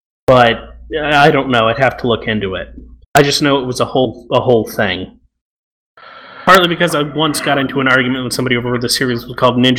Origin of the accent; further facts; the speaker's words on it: Australia; accent: Australian Italian; Being an Australian Italian with a completely fucked up accent, there are a lot of Australians who completely screw up loads of Italian words' names up.